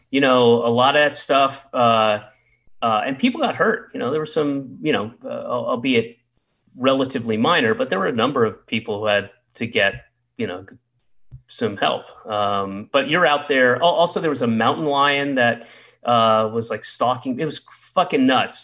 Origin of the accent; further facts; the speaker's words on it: the South, United States; I grew up in the South